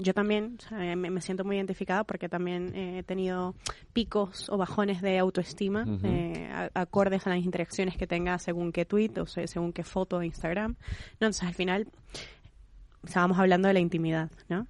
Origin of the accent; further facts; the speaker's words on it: Venezuela; yo que soy venezolana